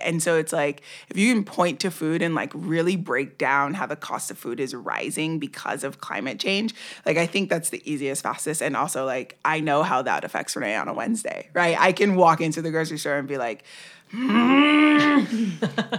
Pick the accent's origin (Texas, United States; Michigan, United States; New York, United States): New York, United States; New York City; I grew up in New York.